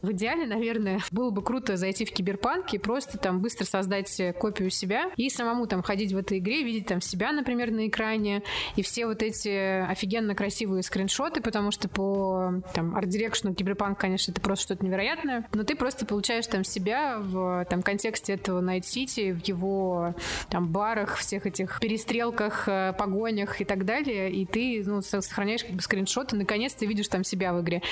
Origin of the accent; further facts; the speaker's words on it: Mari El, Russia; Я из Мариэл